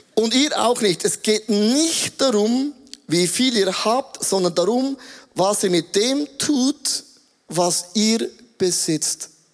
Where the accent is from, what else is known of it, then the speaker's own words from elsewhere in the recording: Grabs, St. Gallen, Switzerland; Ich bin geboren in Grabs, St. Gallen, Bethlehem